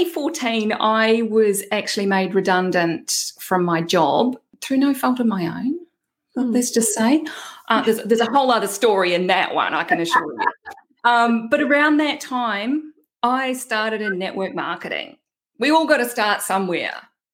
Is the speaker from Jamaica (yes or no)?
no; New Zealand; accent: Kiwi twang; now in Australia; My first disclaimer is that I live in Australia, but I'm actually a Kiwi. So if anyone is picking up on that little twang in my accent, that's why. I've got a hybrid thing going on.